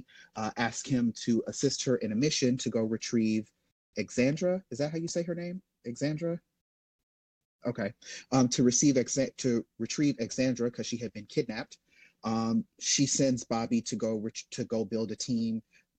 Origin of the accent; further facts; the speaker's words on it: Jamaica; I'm Jamaican